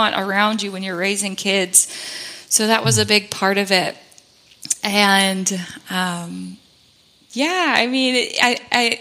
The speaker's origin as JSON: {"language": "English", "region": "Georgia", "country": "United States", "also_born_or_lived": "South Carolina", "said": "we waited about a year before we moved back home to Georgia from South Carolina"}